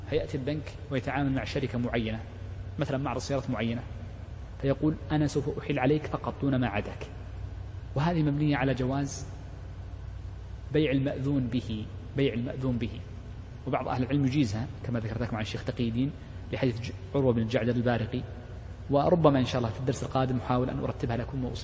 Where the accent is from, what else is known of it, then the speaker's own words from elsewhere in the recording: Saudi Arabia; مثل المملكة عندنا في السعودية